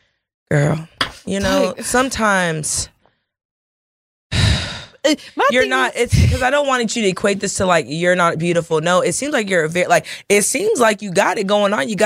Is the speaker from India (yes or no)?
no; Lewisville, Texas, United States; I grew up in Louisville, Texas